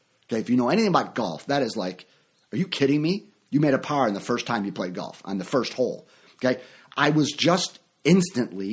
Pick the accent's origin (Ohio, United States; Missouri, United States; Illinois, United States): Illinois, United States; Chicago; moved away; also born or lived in Orlando, Florida; my hometown of Chicago